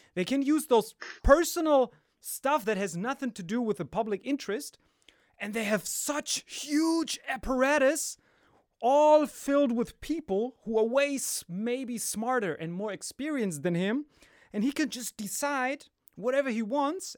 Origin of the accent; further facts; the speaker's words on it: Morocco; I'm like from Morocco